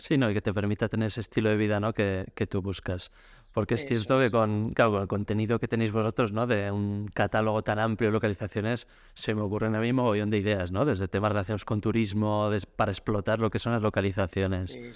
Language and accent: Spanish; Pamplona, Navarre, Spain; soy de Pamplona, en Navarra